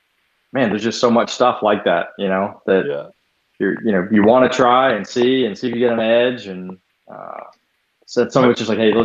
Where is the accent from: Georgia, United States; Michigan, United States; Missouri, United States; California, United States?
Georgia, United States; Atlanta; I am from Atlanta